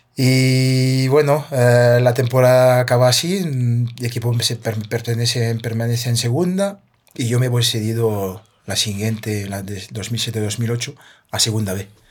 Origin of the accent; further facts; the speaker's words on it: a town 30 km south of Paris, Île-de-France, France; Spanish is a second language; moved away as an adult; also born or lived in Martinique (parents' origin) / Spain; crecí yo en un pueblo a 30 kilómetros de París, al sur de París